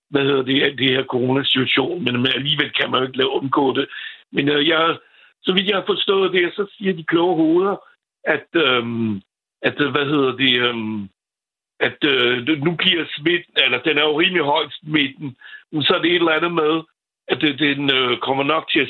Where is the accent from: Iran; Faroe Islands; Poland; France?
France; Danish is a second language; now in Copenhagen, Denmark; Nu er jeg franskmand